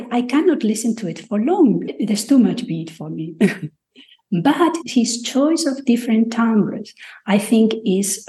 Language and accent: English; Madrid, Community of Madrid, Spain; also born or lived in United Kingdom; now in Jaén, Spain; I am from Madrid, but I moved to rural Spain, Jaén in Andalusia